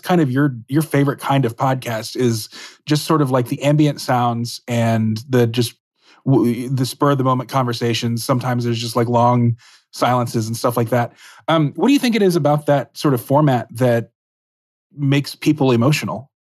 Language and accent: English; Dallas, Texas, United States; moved away; I'm from Dallas